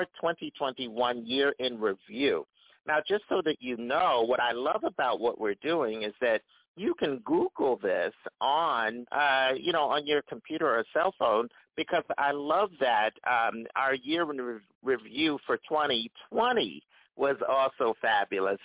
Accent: Philadelphia, Pennsylvania, United States; I'm from Philadelphia

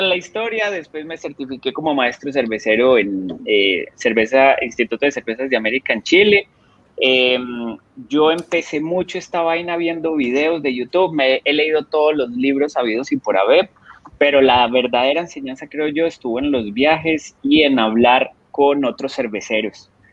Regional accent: Colombia; now in Costa Rica; salí de Colombia por la situación de que estaba pasando Colombia en ese momento

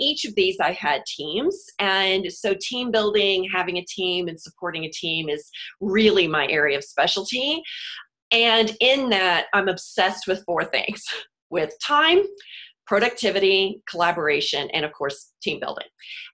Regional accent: Houston, Texas, United States; moved away; also born or lived in New York City; I'm from Houston originally, so living through hurricanes, and then lived in New York City

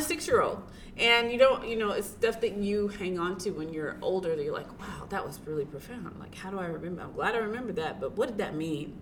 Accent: Tennessee, United States; I grew up in Tennessee. I grew up with my grandparents.

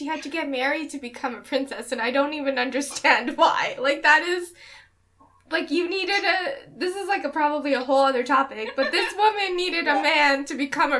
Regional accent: Canada; I don't speak the language. I was raised in Canada.

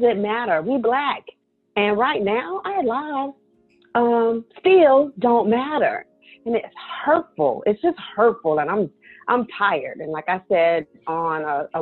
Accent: the South, United States; now in Maryland, United States; I'm from the South.

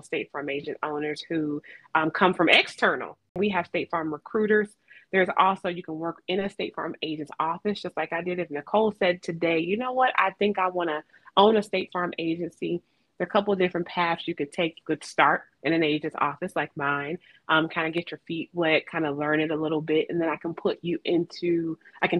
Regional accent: Atlanta, Georgia, United States; moved away; back in Atlanta, which was my hometown

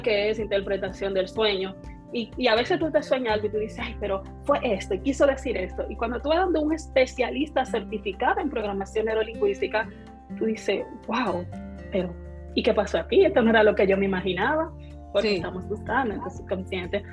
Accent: Dominican Republic; como decimos un buen dominicano, soy dominicana

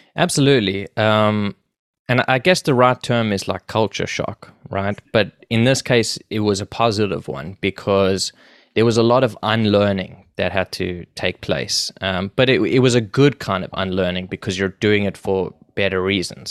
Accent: Johannesburg, Gauteng, South Africa; moved away as an adult; now in Toronto, Canada; I grew up in South Africa, in Johannesburg

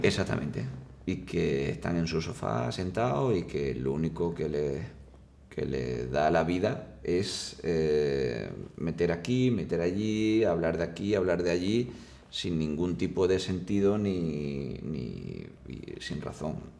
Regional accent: Seville, Andalusia, Spain; soy de Sevilla

